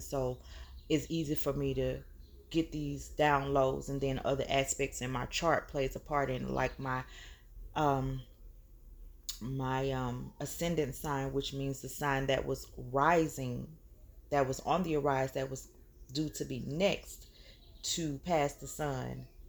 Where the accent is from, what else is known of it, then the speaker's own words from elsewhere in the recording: the South, United States; here in the South